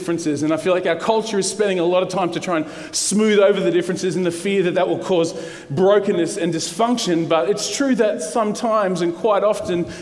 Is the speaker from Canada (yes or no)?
no; Brisbane, Queensland, Australia; I'm a local boy. I grew up in the western suburbs of Brisbane. I live in Bellbarrie. I grew up in Moggill.